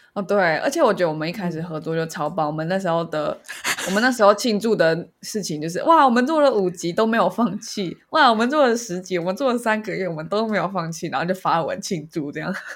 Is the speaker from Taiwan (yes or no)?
yes; Taiwan; 我们是台湾人